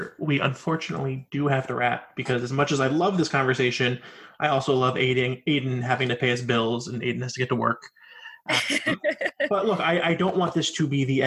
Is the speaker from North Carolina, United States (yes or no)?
yes; North Carolina, United States; I grew up in North Carolina.